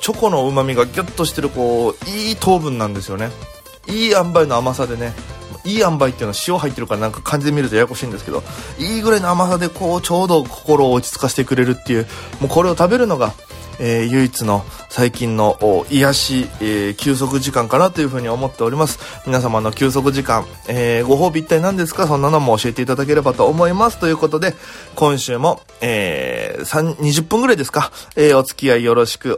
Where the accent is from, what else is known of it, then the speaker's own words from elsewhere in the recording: Okinawa, Japan; now in Tokyo, Japan; 在東京で活動しておりますピン芸人の … ですよろしくお願いいたしますこの番組は大都会東京へ口先一つで乗り込んだ沖縄芸人の一人語り